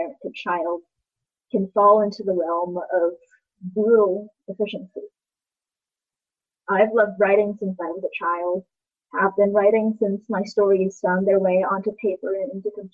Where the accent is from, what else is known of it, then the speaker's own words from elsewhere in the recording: Taiwan; now in Seattle, United States; I grew up in Taiwan, and I've done some growing here in Seattle. Taiwan will always be my motherland.